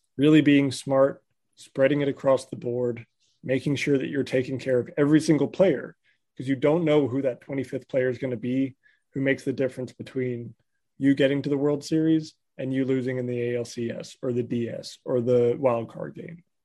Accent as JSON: {"language": "English", "region": "Southern California", "country": "United States", "tie": "born or raised there", "said": "I grew up in Southern California"}